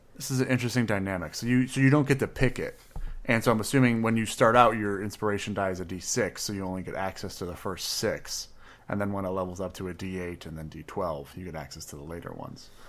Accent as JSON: {"language": "English", "region": "Midwest", "country": "United States", "said": "We're from the Midwest. If we don't mumble, we're not really from there"}